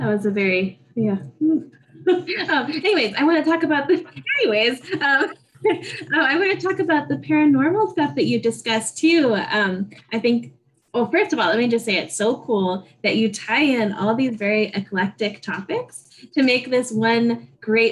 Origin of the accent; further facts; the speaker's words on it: New Mexico, United States; I'm from New Mexico